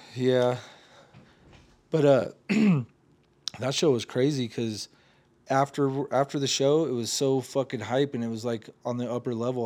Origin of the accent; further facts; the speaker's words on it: Oregon, United States; I'm from Oregon